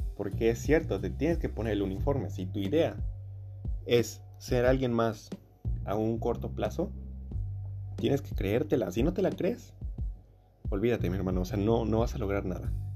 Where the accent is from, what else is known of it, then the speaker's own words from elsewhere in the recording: Veracruz, Mexico; soy de México, bueno, particularmente soy del estado de Veracruz